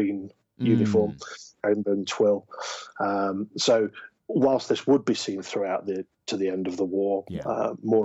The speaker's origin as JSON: {"language": "English", "country": "United Kingdom", "said": "We are British after all"}